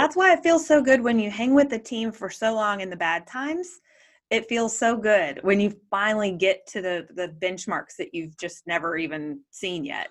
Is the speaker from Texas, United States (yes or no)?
yes; Waco, Texas, United States; moved away; we lived in Waco, we're from Waco